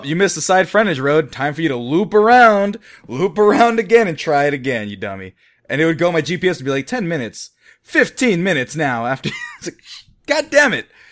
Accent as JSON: {"language": "English", "town": "Fresno", "region": "California", "country": "United States", "said": "It's called Fresno, California, where we're from"}